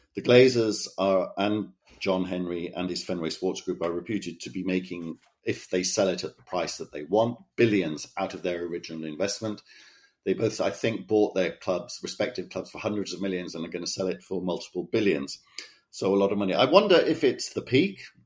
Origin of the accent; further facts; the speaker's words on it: Cardiff, Wales, United Kingdom; moved away; my hometown of Cardiff